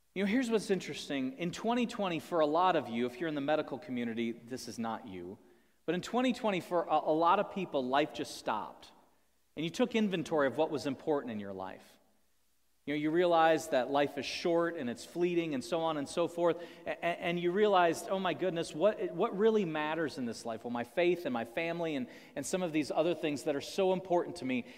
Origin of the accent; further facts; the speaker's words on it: United States; as American people